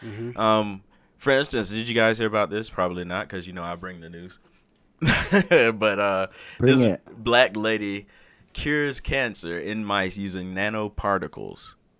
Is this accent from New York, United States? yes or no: no; Alabama, United States; moved away as an adult; now in Utah, United States; And we're both from Alabama.